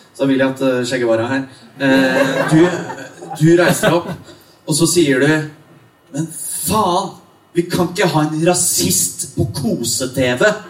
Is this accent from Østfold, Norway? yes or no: yes; Østfold, Norway; siden jeg kom fra Østfold. Ja. Vokst opp eh, nære grensa, kan litt svensk.